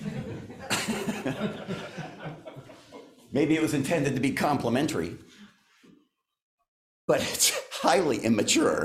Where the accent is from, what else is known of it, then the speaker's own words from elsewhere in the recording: the Dakotas, United States; moved away as an adult; also born or lived in Oregon / West Coast; I grew up in the Dakotas.